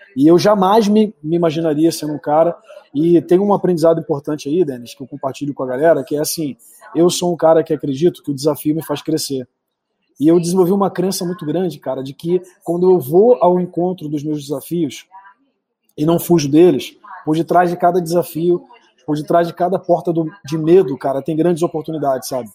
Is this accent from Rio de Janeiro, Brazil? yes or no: yes; Rio de Janeiro, Brazil; now in Espírito Santo, Brazil; Vim ali do Rio de Janeiro, Campo Grande, Big Field, terra de Malboro. Só quem é de Campo Grande sabe o que, que significa